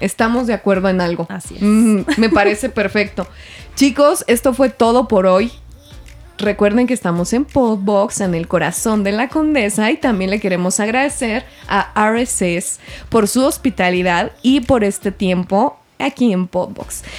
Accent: Mexico; soy mexicana

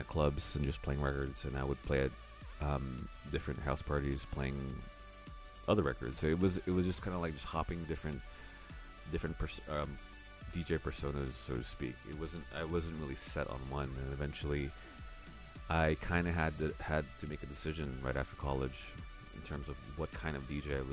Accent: Oakland, California, United States; moved away as an adult; also born or lived in San Francisco, United States; now in Manila, Philippines; I grew up in Oakland, around the Bay Area

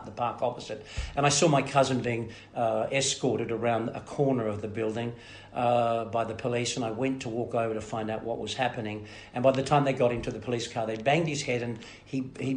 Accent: Melbourne, Victoria, Australia; moved away; also born or lived in America; I was born in Fitzroy, and then raised in Sunshine and Carlton and in Fitzroy back again.

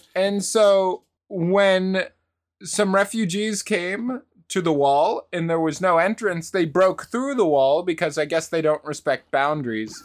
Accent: United States; Just as an American

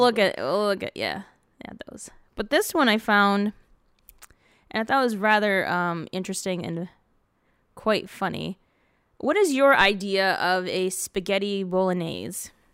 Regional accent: Dearborn, Michigan, United States; moved away; I grew up on Williamson Street in Dearborn.

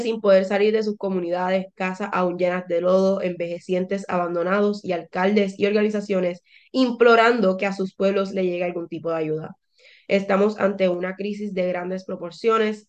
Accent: Puerto Rico; now in United States

